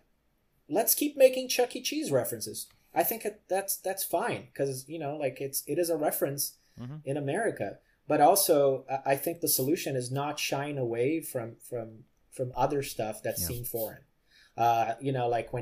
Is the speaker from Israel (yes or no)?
no; Rio de Janeiro, Brazil; moved away as an adult; also born or lived in Vancouver, Canada; now in Los Angeles, United States; I grew up in Brazil